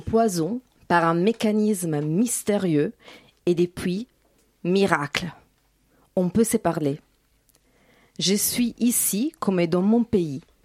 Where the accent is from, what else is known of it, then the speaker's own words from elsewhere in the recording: Italy; French is a second language; moved away as an adult; now in France; Je viens du faux pays des Dalida, les pays des pâtes et de Romeo Castellucci.